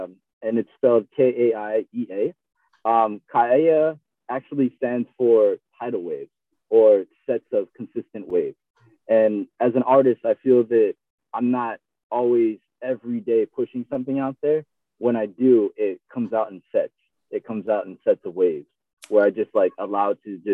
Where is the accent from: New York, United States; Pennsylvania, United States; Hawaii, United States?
Hawaii, United States; Maui; moved away; also born or lived in Bay Area, California; I'm from Maui.